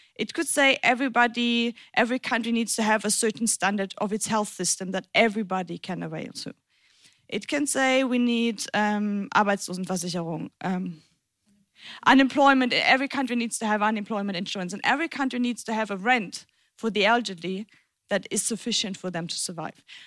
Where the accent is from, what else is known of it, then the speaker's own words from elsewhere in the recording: German-French border region, Germany; now in Berlin, Germany; I grew up in the German French border region.